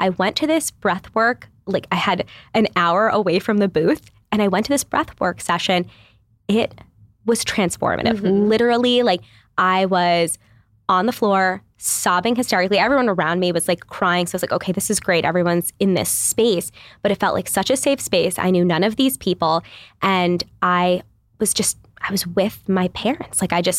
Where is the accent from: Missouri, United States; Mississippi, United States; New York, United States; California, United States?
New York, United States; I come from New York. Literally, mm-hmm. we like lived in shoeboxes.